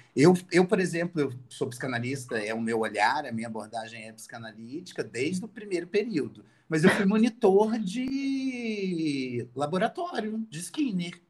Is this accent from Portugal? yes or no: no; Itaperuna, Rio de Janeiro, Brazil; Eu sou de Itaperuna